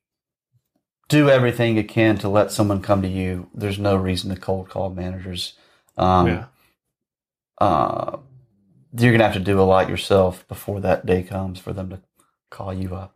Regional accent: Greensboro, Georgia, United States; moved away; I'm from Georgia originally

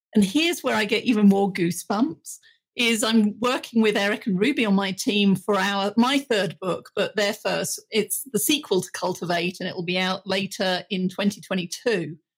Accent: United Kingdom; being British

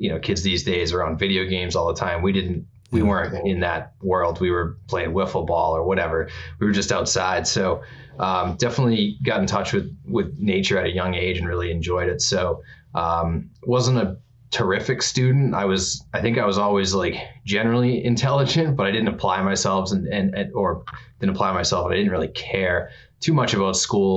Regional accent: Norwood, Massachusetts, United States; we grew up in Norwood, which is a suburb of Boston, maybe 30 minutes outside of Boston

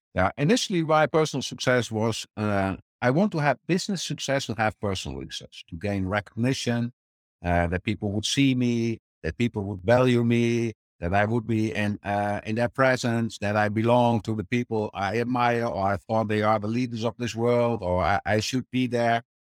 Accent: Netherlands; born and raised in the Netherlands

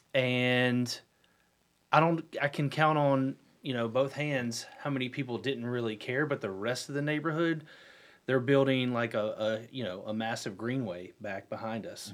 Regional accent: Huntersville, North Carolina, United States; also born or lived in Cornelius; I'm born and raised in Huntersville, and I live in Cornelius now

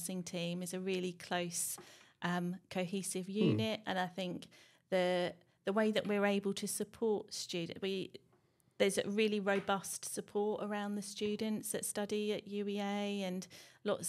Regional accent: Norfolk, East of England, United Kingdom; moved away as an adult; also born or lived in London; we decided to relocate from London back to Norfolk, because I'm from Norfolk and grew up here.

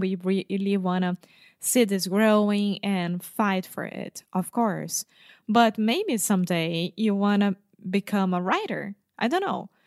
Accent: Brazil; I'm from Brazil, 29 years old

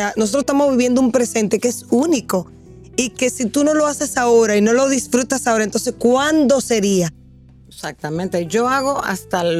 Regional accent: Dominican Republic; has dicho algo que para mí, como dominicana, de verdad, yo pienso que nos cuesta un poquito, que es el ser organizado y planificar.

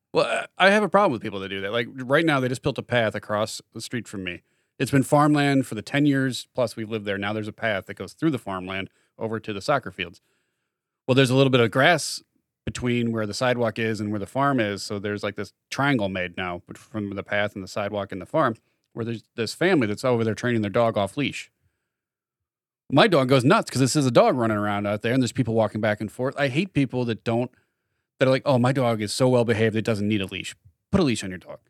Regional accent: Chicago, Illinois, United States; Those of us growing up in Chicago

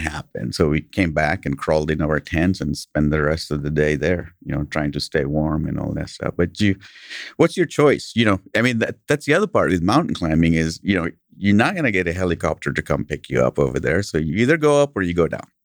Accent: Kenya; English is a second language; now in United States; I grew up in Kenya

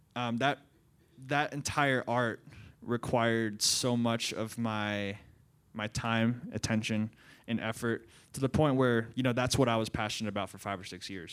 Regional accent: Central Maryland, United States; moved away; I grew up in Central Maryland for about, um, twenty-one years of my life, went to public school.

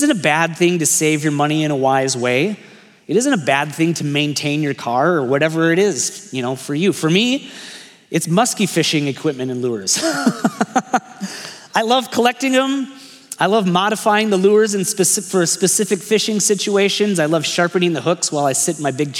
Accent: United States

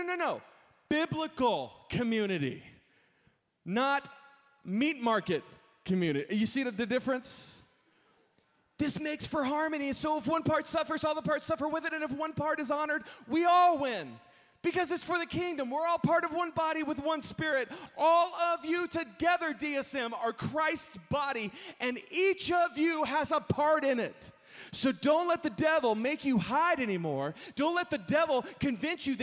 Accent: Texas, United States; I grew up in Texas

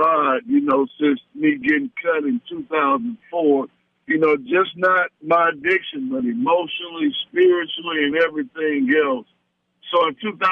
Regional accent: Decatur, Georgia, United States; also born or lived in Chicago, Illinois / Atlanta, Georgia; we moved over to Decatur where I would go to high school and everything

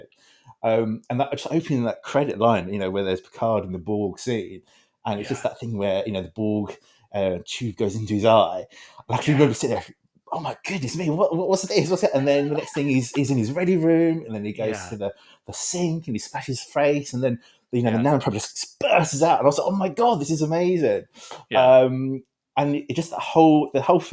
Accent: United Kingdom; I don't know if anyone's recognized from my accent, I'm from Britain

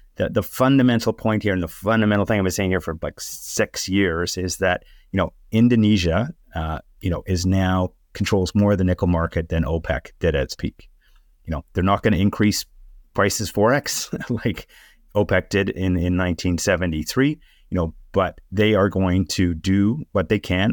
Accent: Canada; as a Canadian

